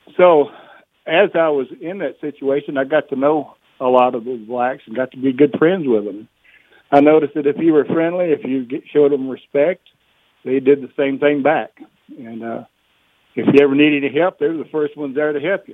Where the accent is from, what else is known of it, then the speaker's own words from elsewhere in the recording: Louisiana, United States; moved away; I'm from Louisiana, and uh, I grew up around blacks